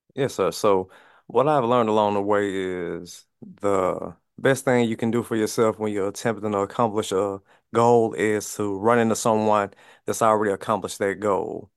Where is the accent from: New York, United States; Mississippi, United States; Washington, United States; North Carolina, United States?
Mississippi, United States; where I'm from, I'm from Mississippi, um, high poverty area